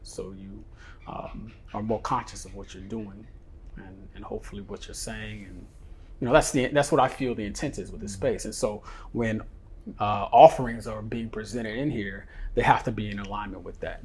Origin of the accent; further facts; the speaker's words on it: San Francisco, California, United States; now in Bali, Indonesia; I grew up in San Francisco.